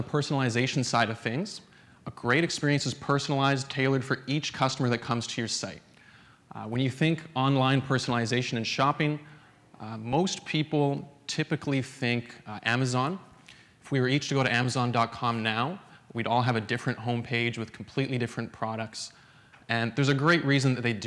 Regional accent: Alberta, Canada; I'm from Alberta, up in the frigid wastes of Canada.

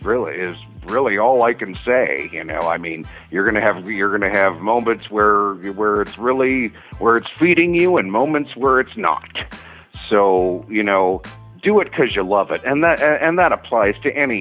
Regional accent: Washington, District of Columbia, United States; moved away as an adult; also born or lived in Los Angeles, United States; now in Albuquerque, United States; I actually come from a big city, actually. Okay. I was born in Washington, D.C.

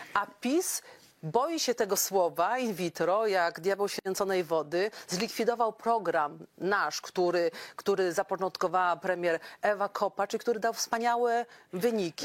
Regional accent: Podkarpacie, Subcarpathian Voivodeship, Poland; u nas na Podkarpaciu

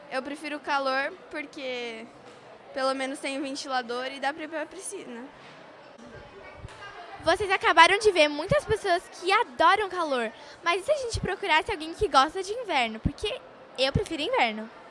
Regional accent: Sergipe, Brazil; Porque como sou nordestino, vim de Sergipe, então prefiro muito o calor, né?

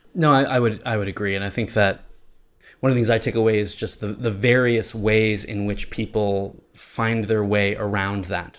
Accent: United States; now in Thailand; we're all American

